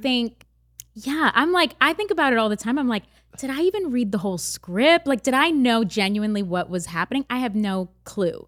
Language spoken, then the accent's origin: English; Canada; I grew up in Canada